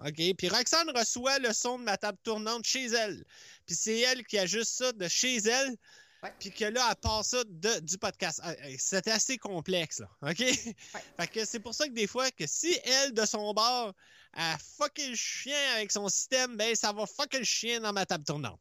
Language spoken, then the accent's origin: French; Laurentides, Quebec, Canada; accent: Laurentides; j'ai juste un accent de, je dis pas de où, là, mais des Laurentides